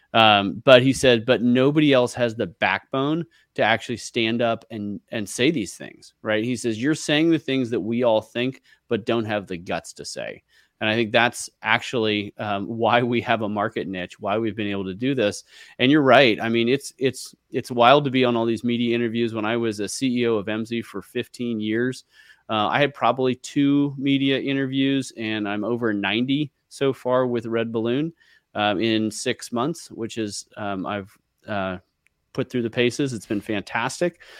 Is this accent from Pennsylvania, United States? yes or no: no; San Francisco Bay Area, California, United States; I grew up in the San Francisco Bay Area.